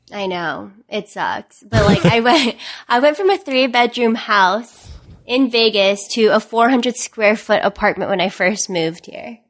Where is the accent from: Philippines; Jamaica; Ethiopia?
Philippines; moved away; I wasn't born here. I was born in the Philippines